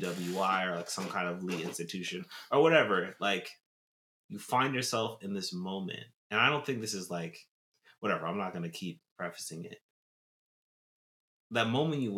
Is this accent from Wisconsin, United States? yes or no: no; Tulsa, Oklahoma, United States; now in New York, United States; when I was growing up in Tulsa, Oklahoma